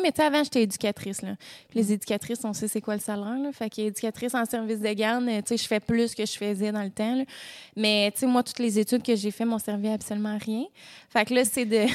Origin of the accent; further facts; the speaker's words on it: Quebec, Canada; je vis dans ma ville natale